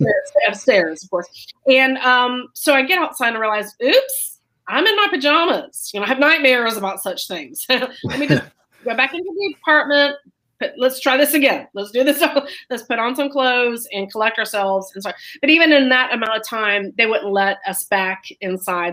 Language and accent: English; Florida, United States; moved away as an adult; now in New York City, United States; I am originally from Florida, but I've lived up in New York City for almost 30 years.